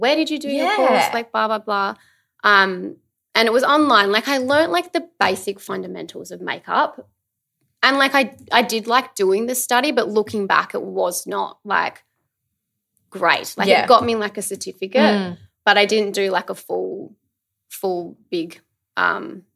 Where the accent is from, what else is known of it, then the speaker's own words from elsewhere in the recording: Adelaide, South Australia, Australia; now in Melbourne, Australia; I'm originally from Adelaide.